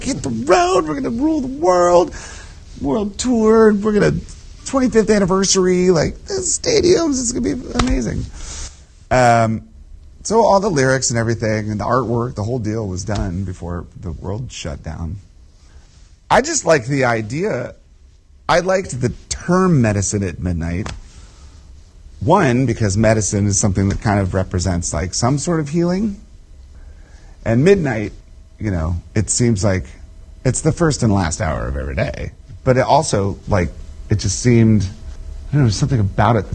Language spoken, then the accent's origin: English; just outside Washington, D.C., Virginia, United States; born or raised there